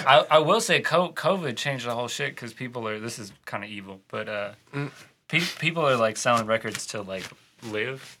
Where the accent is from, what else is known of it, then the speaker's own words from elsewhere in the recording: St. Louis, Missouri, United States; St. Louis.